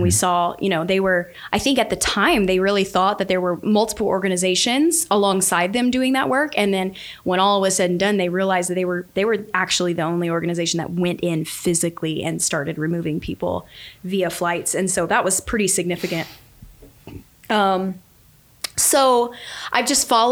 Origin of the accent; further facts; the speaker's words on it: Southwest Louisiana, United States; I was born and raised in Southwest Louisiana